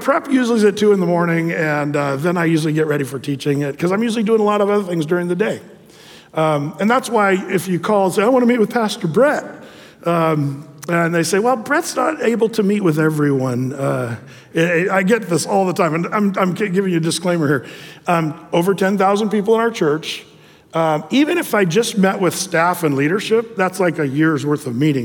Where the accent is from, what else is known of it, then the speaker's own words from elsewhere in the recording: Southern Oregon, United States; now in Tualatin, United States; I was from Southern Oregon